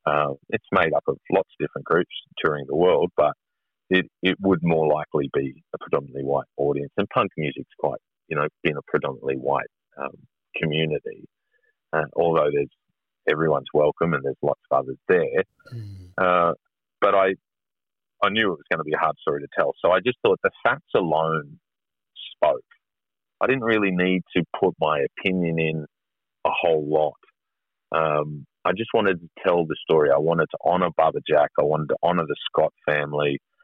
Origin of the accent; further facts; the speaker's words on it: Australia; if you believe in contemporary values of being Australian, of mateship and the fair go, well, this isn't the fair go for us, you know, and it's not been a lucky country for us.